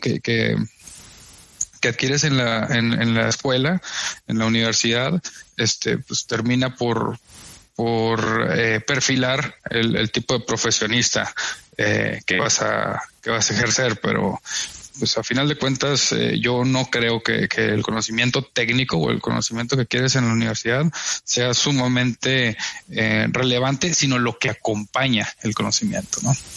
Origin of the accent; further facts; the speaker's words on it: Flores Magón, Chihuahua, Mexico; moved away as an adult; also born or lived in Monterrey / Mexico City; me refiero al, tiempo en el que yo vivía acá de niño, ¿no? En el que, en viví mi infancia.